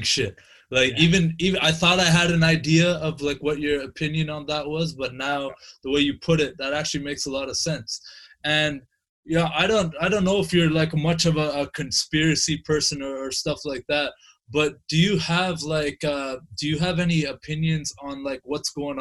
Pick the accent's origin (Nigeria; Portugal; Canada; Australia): Canada; as a Canadian